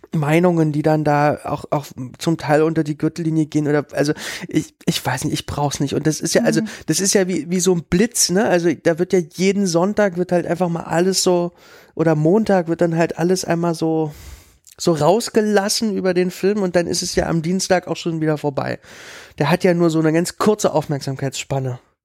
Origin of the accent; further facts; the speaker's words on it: Berlin, Germany; ich komme ja aus Lichtenberg